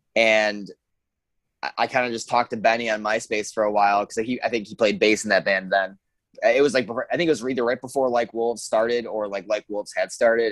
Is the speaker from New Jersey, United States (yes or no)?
no; Hornell, New York, United States; I'm originally from Hornell, New York. Uh, so southern tier